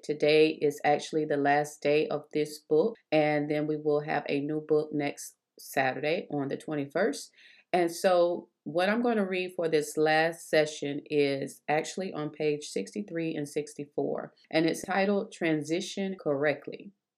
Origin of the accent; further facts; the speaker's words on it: South Carolina, United States; moved away as an adult; also born or lived in Texas; we both been born in South Carolina and raised